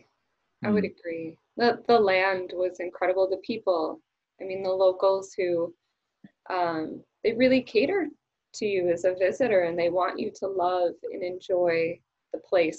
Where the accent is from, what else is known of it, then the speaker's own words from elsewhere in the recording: United States; especially as an American.